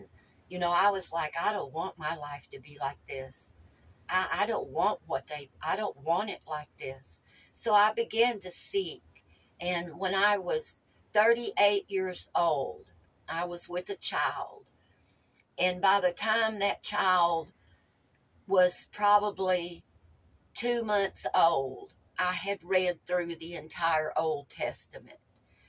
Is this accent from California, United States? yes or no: no; Tennessee, United States; growing up in Tennessee in the mountains